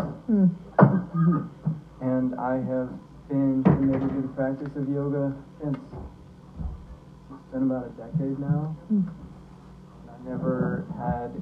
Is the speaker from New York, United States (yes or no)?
no; Montana, United States; moved away; also born or lived in San Francisco; I grew up in Montana